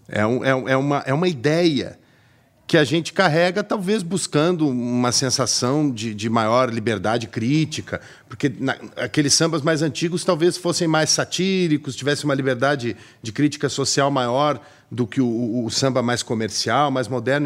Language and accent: Portuguese; Brazil; now in Porto, Portugal; a gente é brasileiro